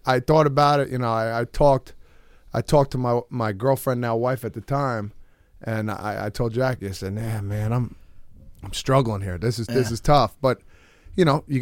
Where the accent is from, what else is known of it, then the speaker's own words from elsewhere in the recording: New Jersey, United States; we're from New Jersey